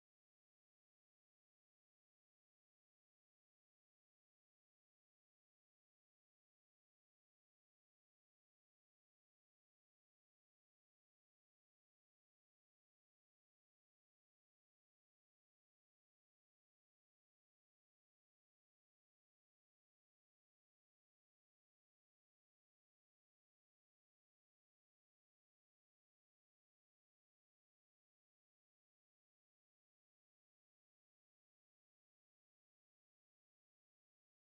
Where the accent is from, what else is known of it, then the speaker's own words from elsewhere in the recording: Germany; moved away; I grew up in Germany